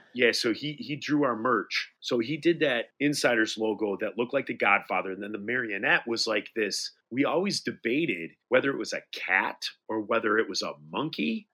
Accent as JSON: {"language": "English", "town": "Detroit", "region": "Michigan", "country": "United States", "said": "we're from Detroit"}